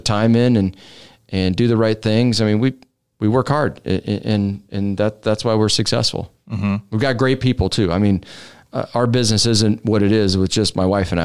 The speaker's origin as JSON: {"language": "English", "town": "Omaha", "region": "Nebraska", "country": "United States", "tie": "born or raised there", "said": "151st and Drexel is where I grew up"}